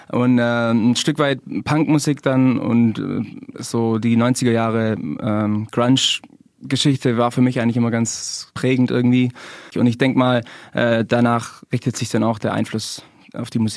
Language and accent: German; Geislingen, Baden-Württemberg, Germany; Ähm, ich komme aus aus Geislingen und gemeinsam mit äh, Niki, der jetzt heute leider nicht dabei sein kann, mhm. äh, haben wir die Band gegründet.